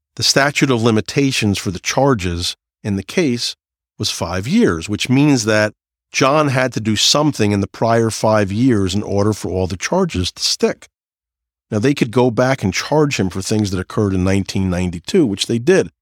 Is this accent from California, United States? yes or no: no; New Jersey, United States; I'm from New Jersey